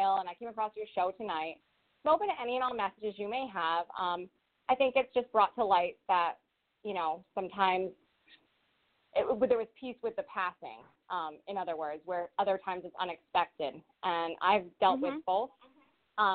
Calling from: Rhode Island, United States; I'm calling from Rhode Island

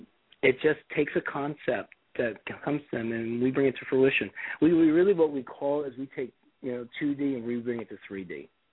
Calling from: Ohio, United States; I'm actually calling from Ohio because in the world of travel, my plane got canceled.

